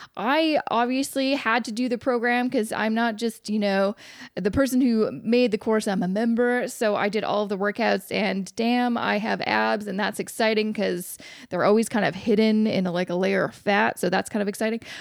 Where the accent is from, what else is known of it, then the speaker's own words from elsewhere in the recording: Vancouver, British Columbia, Canada; moved away; my hometown of Vancouver